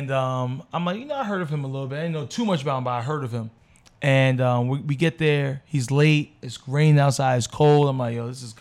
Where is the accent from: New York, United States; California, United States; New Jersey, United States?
New York, United States; Because we're from New York, right